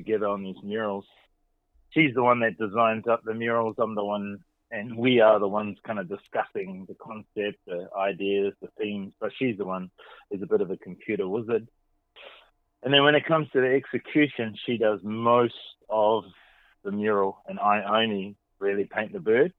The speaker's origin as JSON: {"language": "English", "region": "Gisborne", "country": "New Zealand", "tie": "born or raised there", "said": "growing up in New Zealand, which is very far away from America"}